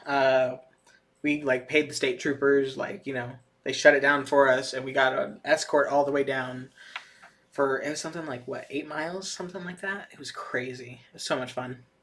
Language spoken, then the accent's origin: English; Atlanta, Georgia, United States; in Atlanta, my hometown